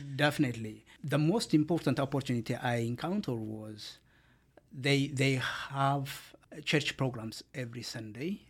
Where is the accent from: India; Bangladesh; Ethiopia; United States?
Ethiopia; moved away as an adult; now in Canada; I am from Ethiopia and my background is law